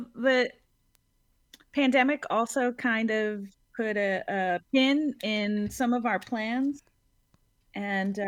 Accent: New Orleans, Louisiana, United States; growing up in New Orleans

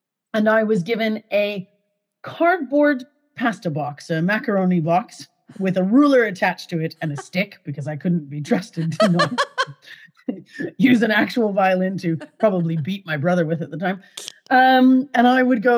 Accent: Calgary, Alberta, Canada; I grew up in Canada, in Calgary, Alberta.

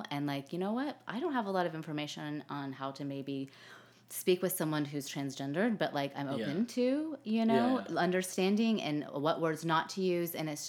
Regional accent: Denver, Colorado, United States; born there; also born or lived in Texas / Arkansas; No, so I was born in Denver, and okay. then, due to my dad's job

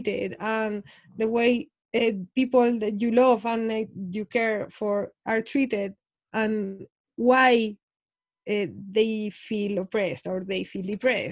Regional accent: Spain; I'm from Spain

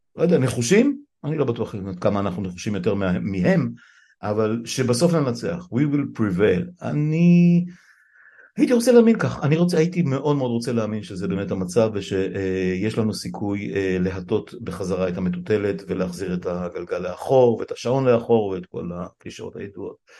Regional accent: Israel; נולדתי בישראל

